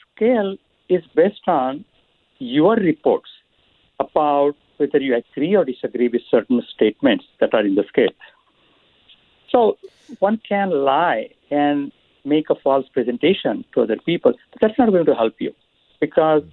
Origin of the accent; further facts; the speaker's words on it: India; moved away; So I grew up in India